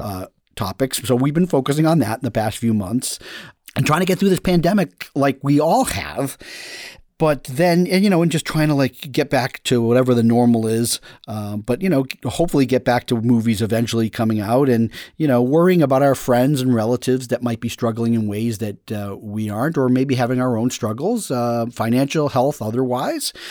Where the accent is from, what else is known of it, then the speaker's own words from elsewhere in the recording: United States; I'm an American